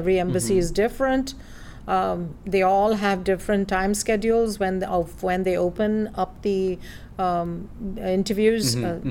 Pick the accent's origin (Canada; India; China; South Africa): India; now in United States; I'm originally from India, via some other countries.